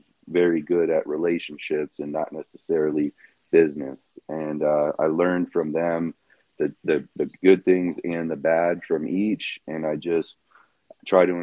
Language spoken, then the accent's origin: English; Southwest Florida, United States; also born or lived in Chicago, Illinois; I was born in Chicago, and I left there with my parents' decision that we left when I was 8. So I've been in Southwest Florida for almost 30 years